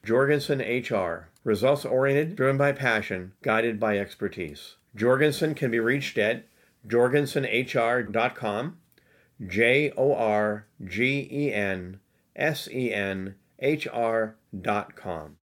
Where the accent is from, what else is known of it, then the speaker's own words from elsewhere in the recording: United States; I grew up in America.